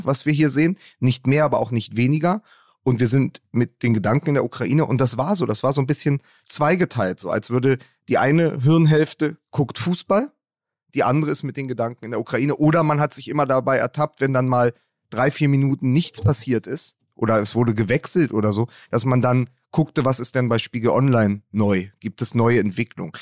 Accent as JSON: {"language": "German", "region": "Berlin", "country": "Germany", "said": "als Berliner"}